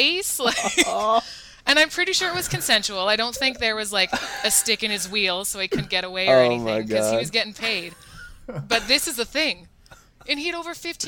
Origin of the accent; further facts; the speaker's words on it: Winnipeg, Manitoba, Canada; I'm from Winnipeg, small city